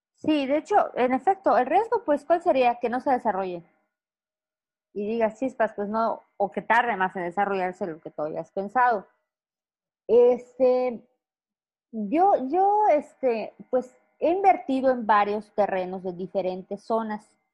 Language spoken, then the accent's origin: Spanish; Mérida, Yucatán, Mexico; also born or lived in Campeche / Ciudad del Carmen / Chetumal; yo soy de Yucatán, orgullosamente yucateca